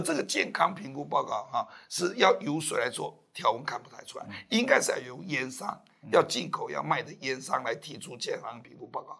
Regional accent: Taiwan; 那我们台湾这边政府绝对不可能帮你做。

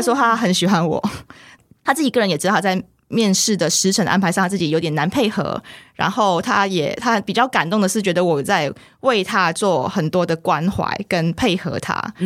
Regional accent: central Peninsular Malaysia, Malaysia; moved away as an adult; now in Taiwan; 我就是土生土长的马来西亚人。那我在马来西亚就是在西马中部地区一个就是小乡镇啦，那边成长，然后是大学的时候因为念书的关系才会来到台湾这边

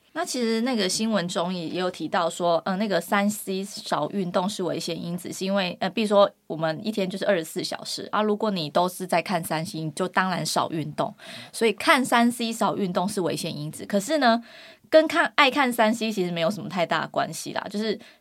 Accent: Kinmen County, Taiwan; moved away; 我是金门人

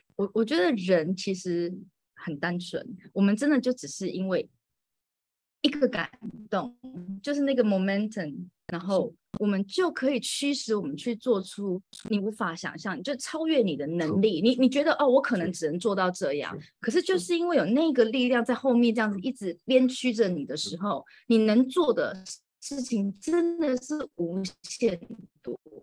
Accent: Taiwan; moved away as an adult; also born or lived in Moscow, Russia; now in Reyhanlı, Turkey; 就从小到大都是在台湾长大的

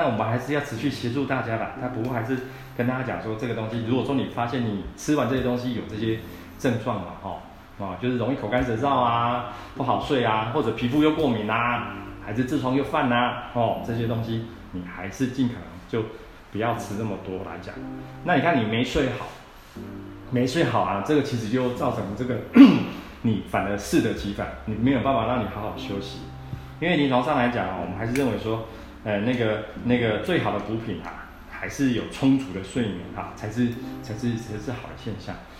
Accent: central Taiwan, Taiwan; 我们台湾人

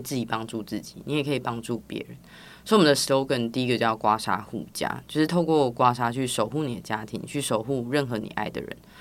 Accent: Tainan, Taiwan; 代表我们从台湾出发，因为毕竟我们是台南人嘛

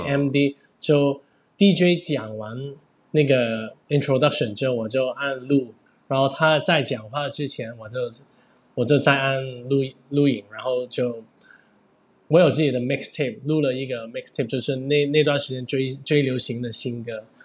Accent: Hong Kong; 我是来自香港的

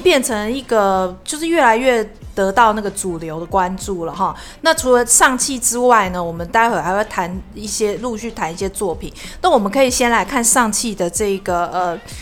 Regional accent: Taiwan; 我们是台湾人

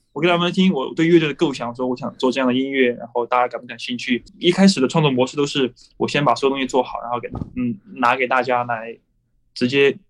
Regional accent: Chengdu, Sichuan, China; 我是来自成都的

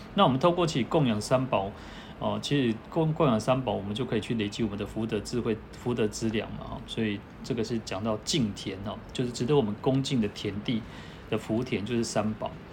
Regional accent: Taiwan; 我们台湾人哦

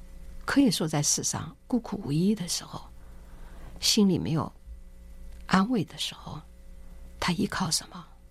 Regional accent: China; 我们中国人在历史上记得有鸦片战争

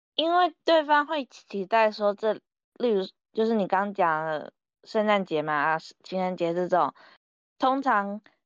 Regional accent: Taiwan; 我人在台湾，我是，我是台湾人

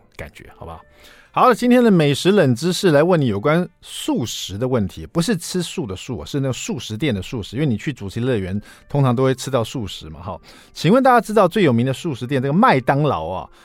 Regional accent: Taiwan; 我们台湾人

